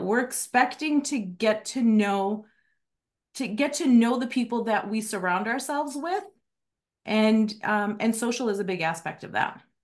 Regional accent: Chicago, Illinois, United States; now in Arizona, United States; I'm from Chicago, I haven't lived there in twenty-one years

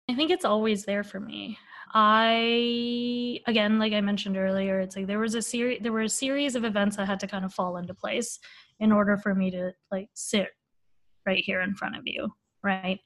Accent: Bay Area, California, United States; I grew up in the Bay Area

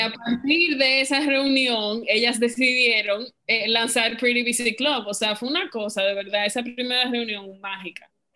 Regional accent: Dominican Republic

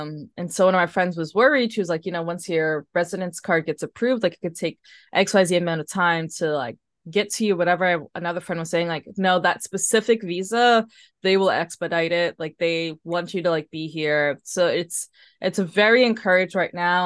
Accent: New York City, New York, United States; moved away as an adult; now in Paris, France; I grew up in Harlem

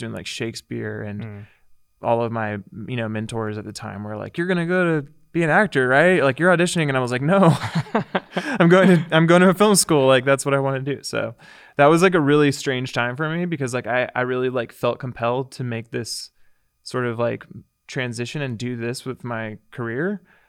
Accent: Visalia, California, United States; I moved from Visalia, California. So {S1} okay. {S0} My hometown.

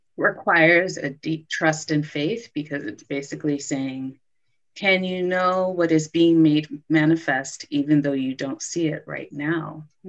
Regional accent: Los Angeles, California, United States; moved away as an adult; also born or lived in Brooklyn, New York; I moved back home to Los Angeles

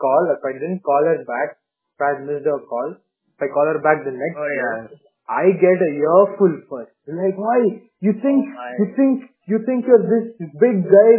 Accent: Bangalore, Karnataka, India; moved away as an adult; also born or lived in Hyderabad; Even though I grew up in Bangalore, I came of age in Hyderabad.

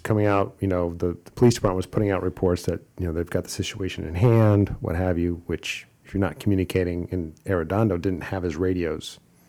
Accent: Ohio, United States; Akron, my home state of Ohio

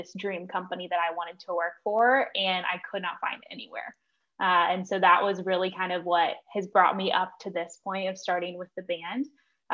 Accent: Nashville, Tennessee, United States; I grew up in Nashville

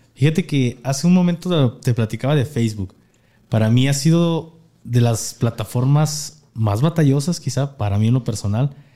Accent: Jalisco, Mexico; somos de Jalisco

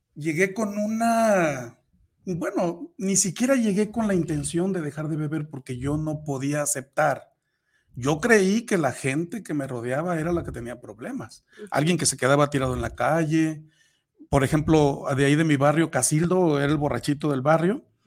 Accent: Tepic, Nayarit, Mexico; yo soy de Nayarit, soy de Tepic, Nayarit

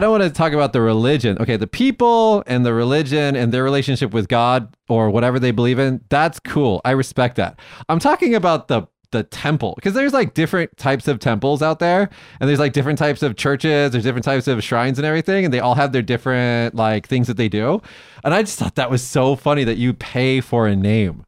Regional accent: Las Vegas, Nevada, United States; moved away; also born or lived in Fukuoka; in Las Vegas, my hometown

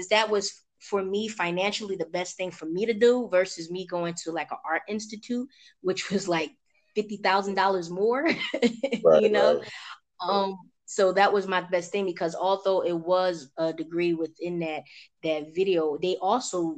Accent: Philadelphia, Pennsylvania, United States; moved away as an adult; now in Atlanta, United States; I am originally from Philadelphia, born and raised

